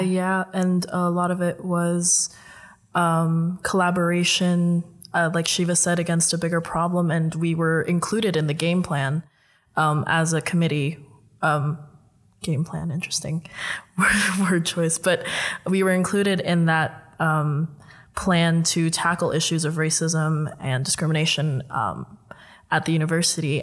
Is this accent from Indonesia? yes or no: yes; Indonesia; now in Netherlands; I'm Filipino, but I was raised in Indonesia